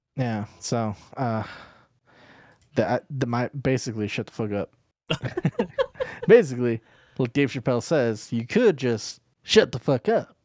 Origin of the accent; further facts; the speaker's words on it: United States; I'm American